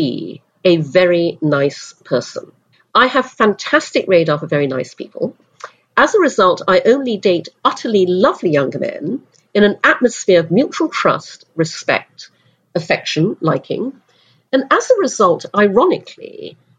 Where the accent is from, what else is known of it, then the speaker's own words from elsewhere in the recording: Brunei; moved away; also born or lived in United Kingdom; When I was six, we moved to Brunei in Borneo. So I grew up in Asia